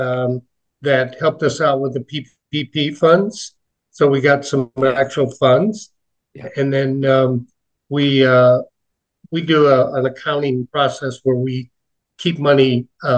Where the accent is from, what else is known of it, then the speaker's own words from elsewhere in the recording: Chicago, Illinois, United States; I was born in the Chicago area, Old Cook County Hospital, many years ago